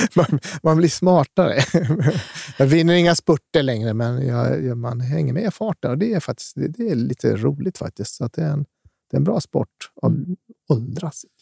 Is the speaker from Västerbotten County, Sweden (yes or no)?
yes; Skellefteå, Västerbotten County, Sweden; now in Stockholm, Sweden; Jag är ju uppvuxen själv i Skellefteå